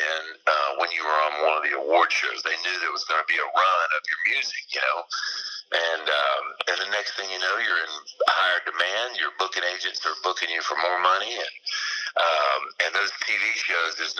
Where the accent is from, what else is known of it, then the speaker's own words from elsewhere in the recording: Florida Gulf Coast, United States; moved away as an adult; I love living down here in my home state of Florida. I just moved back about 3 years ago, and I am an old sea salt, you know, old Florida Gulf Coast.